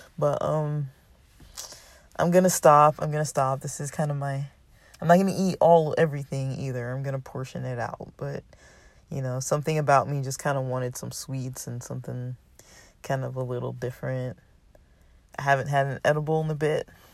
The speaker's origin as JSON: {"language": "English", "country": "United States", "said": "Western American culture, we socialize in a certain way"}